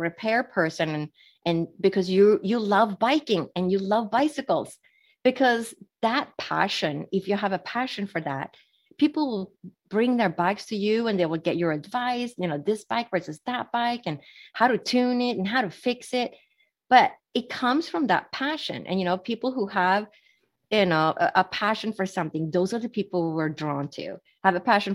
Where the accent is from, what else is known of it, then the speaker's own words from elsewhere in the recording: Sweden; moved away; I was born and raised in Sweden, which is Northern Europe